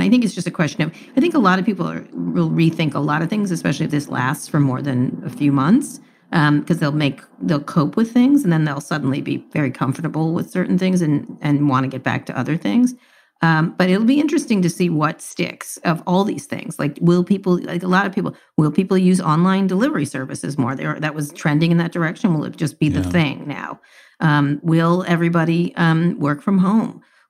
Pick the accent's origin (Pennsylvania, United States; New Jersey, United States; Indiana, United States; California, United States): New Jersey, United States; Princeton; Do you know I grew up in Princeton, New Jersey?